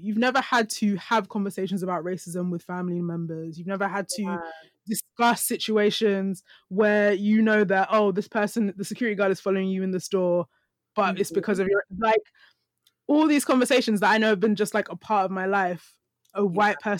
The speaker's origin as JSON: {"language": "English", "region": "London", "country": "United Kingdom", "said": "me as a black woman and the things of my culture coming from like East London"}